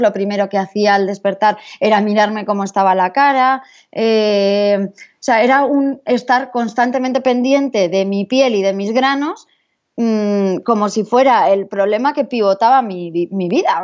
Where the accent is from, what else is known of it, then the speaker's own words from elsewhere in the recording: San Sebastián, Basque Country, Spain; yo soy de San Sebastián, nací eh, allí en, esta bella ciudad de, San Sebastián Donostia, y, pero pronto nos fuimos a vivir a, otras ciudades y acabé volviendo a, San Sebastián.